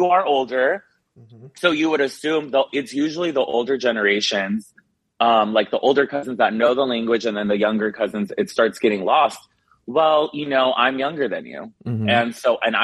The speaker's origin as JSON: {"language": "English", "country": "United States", "tie": "born or raised there", "said": "My parents are from Mexico and I was born in America, but my ties are very strong to Mexican culture"}